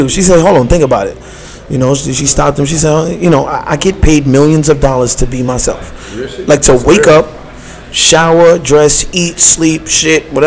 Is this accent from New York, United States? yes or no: yes; New York City, New York, United States; I'm from downtown Brooklyn. I'm from Fort Greene